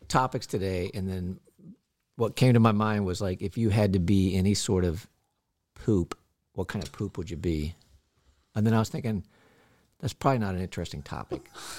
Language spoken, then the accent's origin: English; Middletown, United States; And I'm from Middletown